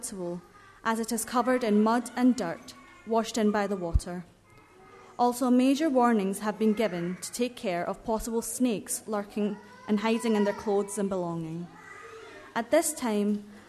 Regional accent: Kerala, India; moved away; my home country, Kerala, the southern state of India.

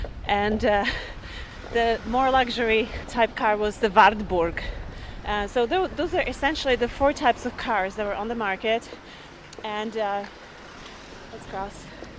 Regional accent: Prague, Czechia; When I was growing up in Prague

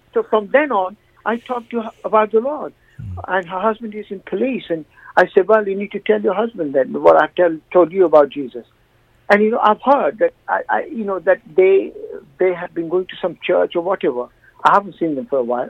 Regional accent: India; now in United Kingdom; I come from India

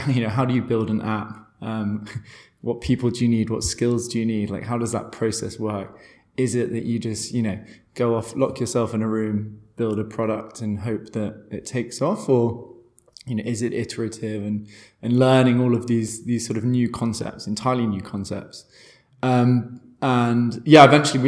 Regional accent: London, United Kingdom; moved away as an adult; also born or lived in Portugal / Brazil; now in Berlin, Germany; I'm from London, I thought, hey, Berlin will be interesting. So moved here

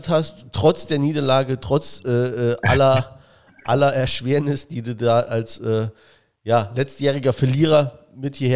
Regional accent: Saarland, Germany; Saarländer ist man eher Schwarzmaler. Das bin ich auch

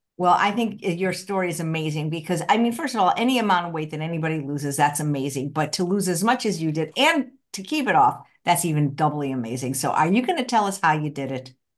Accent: Midwest, United States; I'm from the Midwest

